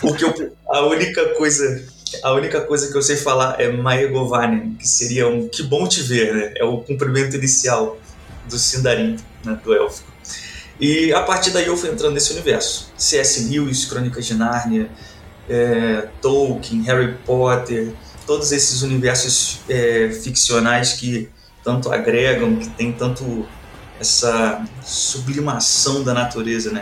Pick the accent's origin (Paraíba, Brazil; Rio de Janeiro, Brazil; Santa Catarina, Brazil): Rio de Janeiro, Brazil; moved away as an adult; also born or lived in Tefé, Amazonas; now in Curitiba, Brazil; eu sou natural do Rio de Janeiro, sou um carioca